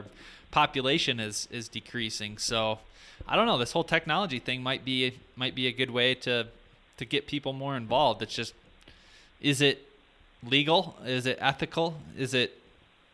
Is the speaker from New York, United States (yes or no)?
no; Michigan, United States; I grew up hunting in Michigan